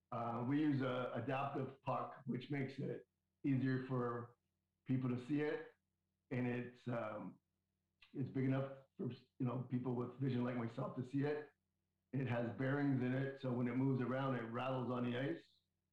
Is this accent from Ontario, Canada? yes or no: yes; Windsor, Ontario, Canada; now in Toronto, Canada; I grew up, I'm originally from Windsor, Ontario, and I grew up playing hockey probably since I was 7 years old.